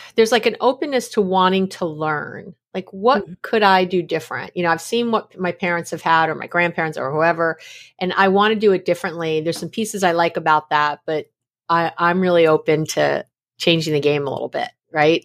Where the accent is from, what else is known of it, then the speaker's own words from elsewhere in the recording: New York City, New York, United States; also born or lived in San Francisco Bay Area, California; now in East Bay, United States; I was born in New York City. Uh, I'm a New York City girl. I'm a New Yorker, but I live here in the Bay Area